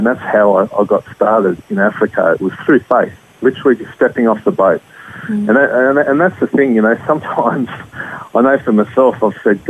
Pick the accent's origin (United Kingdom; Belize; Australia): Australia; as Australians